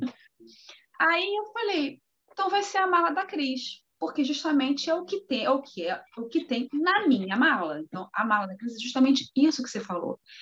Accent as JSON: {"language": "Portuguese", "region": "Rio de Janeiro", "country": "Brazil", "moved": "as an adult", "lives_now": "Europe", "said": "eu sou do Rio de Janeiro, sou acostumada com praia"}